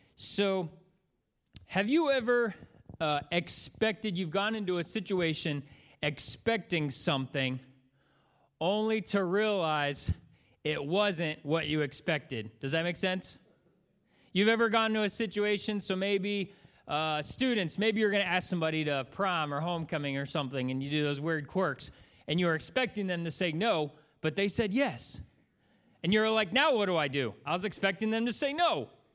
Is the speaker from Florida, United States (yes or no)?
yes; Florida, United States; moved away; also born or lived in Bowling Green area; I grew up in Florida